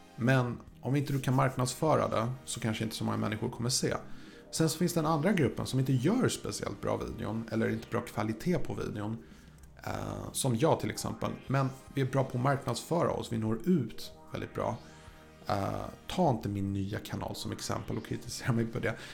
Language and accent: Swedish; Sweden; jag är svensk